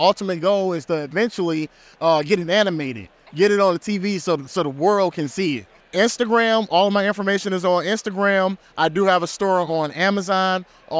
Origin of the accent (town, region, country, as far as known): Detroit, Michigan, United States; born or raised there